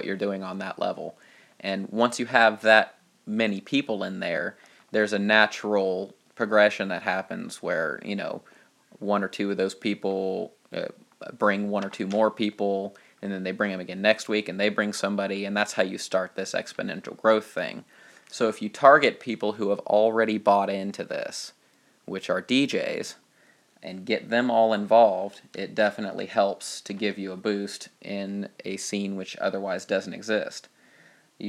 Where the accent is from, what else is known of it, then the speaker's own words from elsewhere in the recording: Dayton, Ohio, United States; here in Dayton